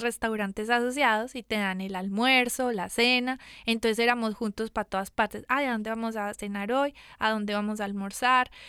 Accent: Medellín, Antioquia, Colombia; moved away as an adult; also born or lived in San Diego, California; yo soy de Medellín Colombia

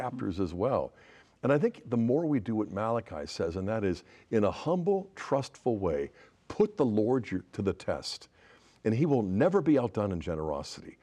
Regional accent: Pittsburgh, Pennsylvania, United States; I'm a fellow Pittsburgher. That was my hometown

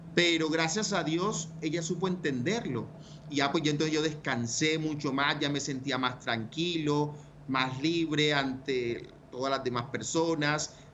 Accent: Ciénaga de Oro, Córdoba, Colombia; moved away; Nací y me crié en la costa norte, en un pueblo muy bonito que se llama Ciénaga de Oro, Córdoba

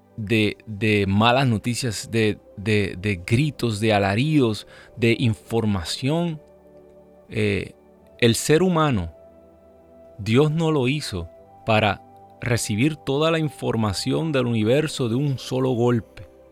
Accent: Ciales, Puerto Rico; now in United States; mi pueblo en Puerto Rico

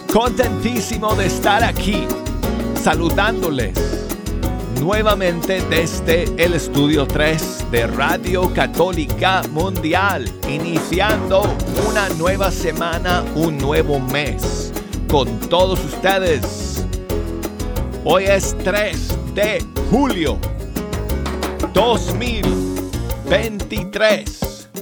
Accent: Colorado, United States; Spanish is a second language; moved away as an adult; now in Alabama, United States; yo soy de Colorado, esa es mi tierra. Pero he pasado 28 años aquí en Alabama

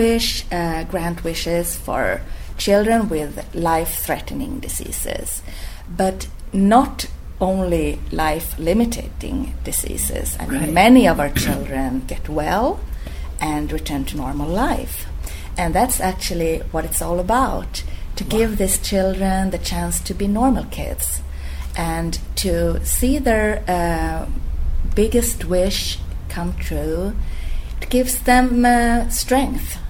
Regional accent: Stockholm, Stockholm County, Sweden; English is a second language; moved away as an adult; now in Rome, Italy; I'm Swedish, actually. I'm from Stockholm

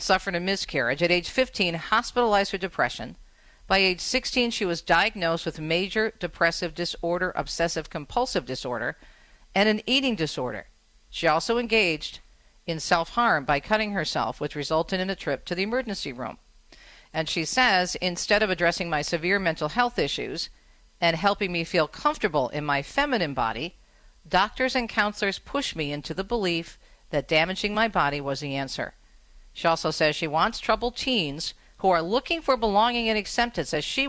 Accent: southeastern Michigan, United States; my hometown of the southeastern Michigan area

